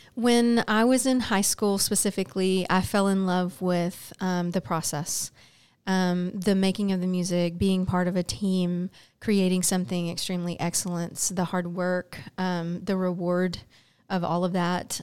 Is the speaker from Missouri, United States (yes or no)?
no; Baytown, Texas, United States; I'm born and raised in Baytown